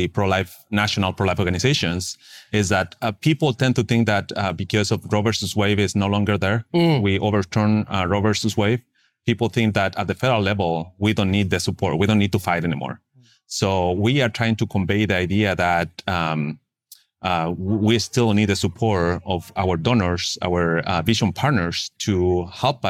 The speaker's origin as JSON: {"language": "English", "town": "Santiago", "region": "Santiago Metropolitan Region", "country": "Chile", "also_born_or_lived": "Texas, United States", "second_language": "English", "moved": "as an adult", "lives_now": "United States", "said": "So I'm originally from Chile, Santiago, and mm-hmm. I came here to the United States 18 years ago. I didn't speak nor understand any English."}